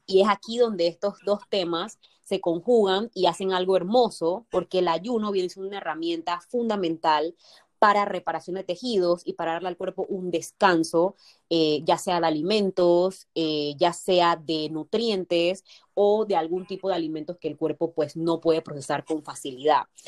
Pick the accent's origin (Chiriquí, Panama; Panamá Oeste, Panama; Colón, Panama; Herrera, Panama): Colón, Panama; Soy panameña, soy de Panamá, soy de Colón, vivo en Colón